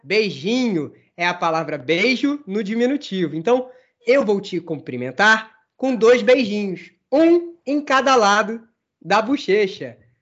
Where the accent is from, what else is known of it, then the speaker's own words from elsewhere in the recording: Rio de Janeiro, Brazil; Eu sou do Rio de Janeiro. Ou seja, a Laila é paulista e eu sou carioca